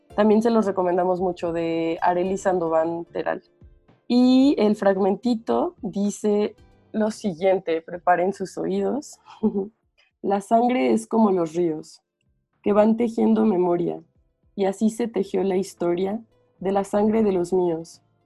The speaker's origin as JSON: {"language": "Spanish", "town": "Morelia", "region": "Michoacán", "country": "Mexico", "moved": "yes", "lives_now": "Mexico City, Mexico", "said": "yo soy de Morelia, y, pero vivo en la Ciudad de México"}